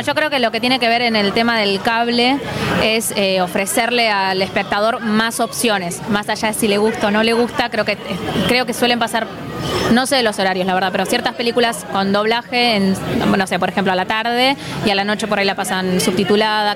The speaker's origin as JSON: {"language": "Spanish", "region": "Buenos Aires", "country": "Argentina", "said": "nosotros como porteños"}